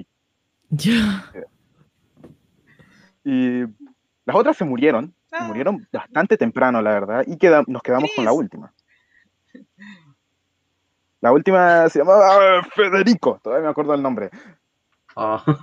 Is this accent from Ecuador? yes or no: yes; Ecuador; now in Chile; conocí antes de venirme para acá Chile. De hecho, el peluchín eh, viene de allá, viene de allá de Ecuador, de donde yo vengo, nos lo trajimos para acá.